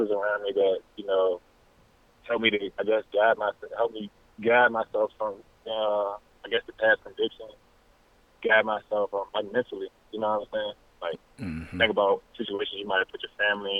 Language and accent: English; Petersburg, Virginia, United States; now in Charlottesville, United States; I'm from Petersburg, Virginia, but at this exact moment, I'm living in Charlottesville, Virginia